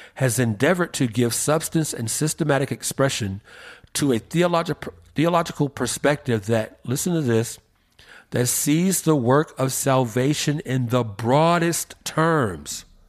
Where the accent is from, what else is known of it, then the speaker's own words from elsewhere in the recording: Atlanta, Georgia, United States; Ebenezer Baptist Church in my hometown of Atlanta